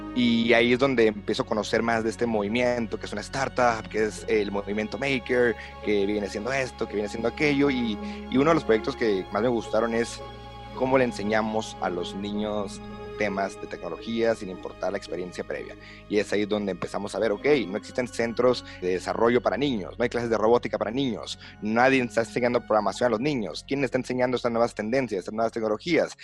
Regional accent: Mexicali, Baja California, Mexico; originario, nacido, criado, vivido en la ciudad de Mexicali, Baja California

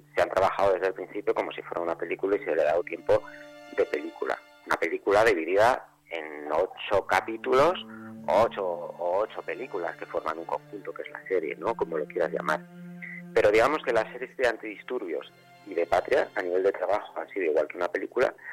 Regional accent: Soria, Castile and León, Spain; moved away; also born or lived in Madrid; Cuando yo me fui de Soria a vivir a Madrid

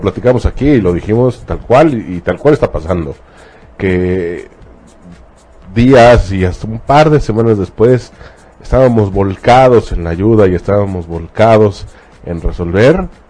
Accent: Mexico; en nuestro caso como mexicanos

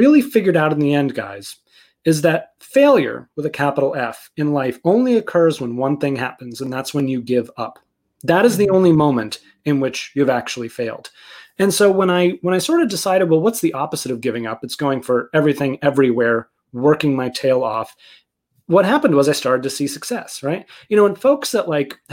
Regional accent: outside of Boston, Massachusetts, United States; I grew up outside of Boston.

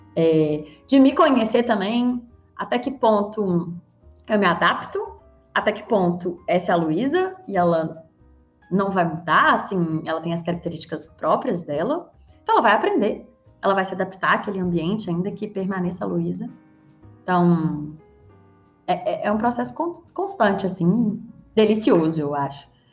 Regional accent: Belo Horizonte, Minas Gerais, Brazil; sou mineira, sou de Belo Horizonte

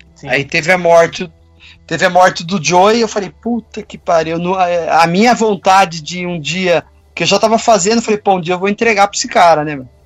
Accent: Campinas, São Paulo, Brazil; eu sou de Campinas

